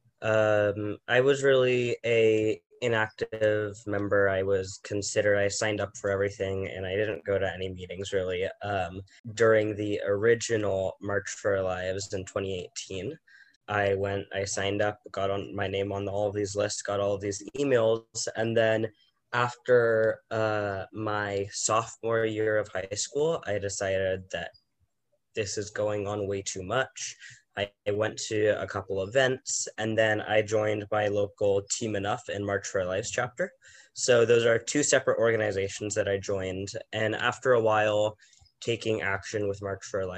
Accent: San Diego, California, United States; being born and raised in San Diego

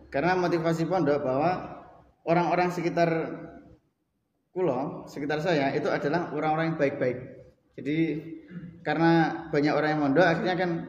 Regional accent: Gadungan, East Java, Indonesia; Riwayat pendidikan dulu alhamdulillah pernah TK, kemudian SD di desa Gadungan. Nama desa saya Gadungan.

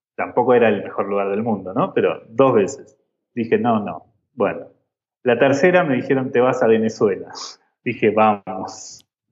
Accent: Argentina; now in Mexico; vuelvo a Argentina

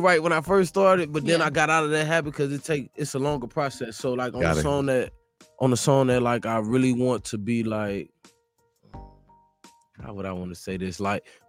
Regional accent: East Chicago, Indiana, United States; I'm from East Chicago, Indiana.

